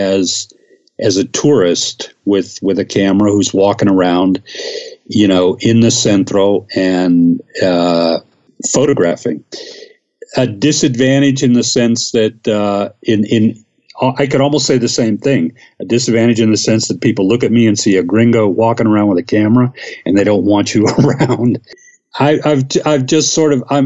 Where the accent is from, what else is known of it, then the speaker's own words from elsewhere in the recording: the South, United States; moved away as an adult; also born or lived in the North (US) / Ohio; now in Mexico City, Mexico; I was born in the North and I grew up in the South